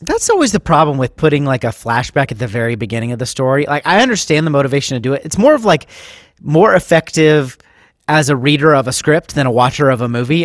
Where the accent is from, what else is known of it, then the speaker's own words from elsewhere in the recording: Ohio, United States; now in Nashville, United States; So I grew up in the Midwest.